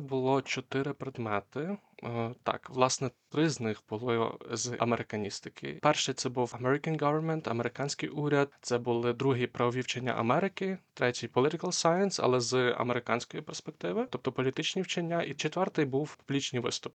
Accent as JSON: {"language": "Ukrainian", "town": "Lviv", "region": "Lviv Oblast", "country": "Ukraine", "tie": "born or raised there", "said": "я сам родом зі Львова."}